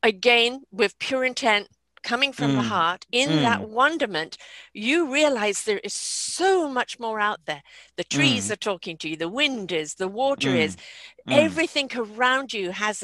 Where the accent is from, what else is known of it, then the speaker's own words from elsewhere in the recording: England, United Kingdom; now in Canada; I'm in Canada now, but I'm from England